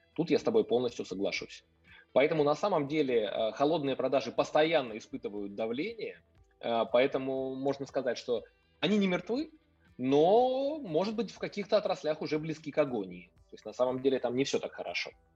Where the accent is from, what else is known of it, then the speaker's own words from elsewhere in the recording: Kyiv, Ukraine; я сам э, потомственный киевлянин, то есть я родился и вырос в Киеве.